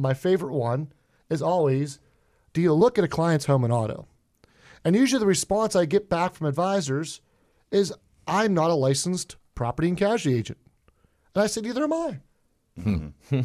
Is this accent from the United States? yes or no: yes; Pittsburgh, Pennsylvania, United States; accent: Pittsburgh; I'm a Pittsburgher. Uh, if I have a thick accent, I apologize for that. I'm what we call Yinzer out in Pittsburgh